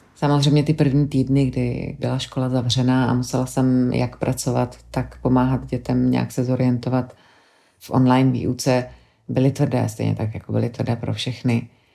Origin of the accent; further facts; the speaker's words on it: Czechia; moved away as an adult; also born or lived in London; now in Belgium; na Čechy, kde jsem vyrůstala, kde mám vzpomínky na dětství